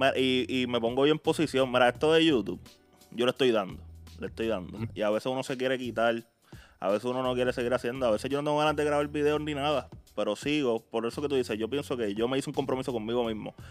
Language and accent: Spanish; Puerto Rico; donde yo soy, que es de Puerto Rico